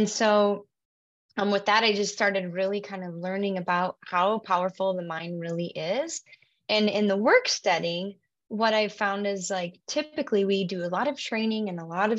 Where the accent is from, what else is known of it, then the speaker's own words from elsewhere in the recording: Williston, North Dakota, United States; also born or lived in Bismarck, North Dakota / Fargo, North Dakota / Scottsdale, Arizona; I am a North Dakota native. I grew up in Williston, North Dakota, up until high school